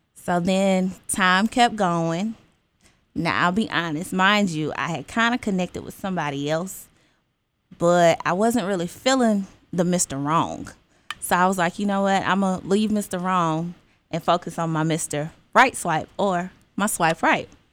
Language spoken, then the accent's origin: English; Alabama, United States; moved away as an adult; also born or lived in Georgia; now in Stockbridge, Georgia, United States; I'm originally from Alabama, you're Bama girl, but I've been in Georgia for six years